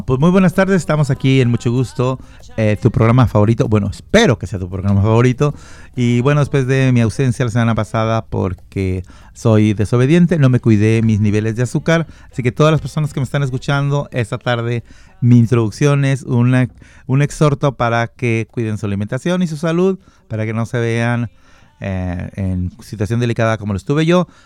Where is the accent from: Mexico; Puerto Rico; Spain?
Mexico; yo soy mexicano. No tomo tequila, pero soy muy mexicano